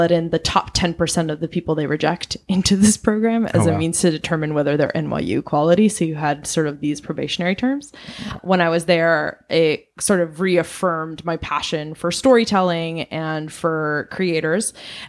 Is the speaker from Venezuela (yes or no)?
yes; Venezuela; also born or lived in Southeast Asia; now in United States; I'm originally from Venezuela, and I grew up in Southeast Asia. I moved to the United States in 2002 and went to a boarding school